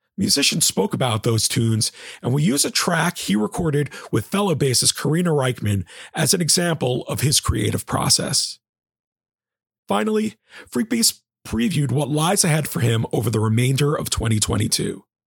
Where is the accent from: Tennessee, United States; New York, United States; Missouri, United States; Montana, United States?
New York, United States; New York City; my hometown of New York